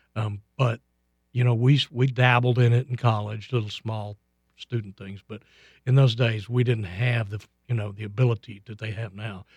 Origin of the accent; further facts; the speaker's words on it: Lubbock, Texas, United States; we grew up in Lubbock, and, and really, Lubbock is not that big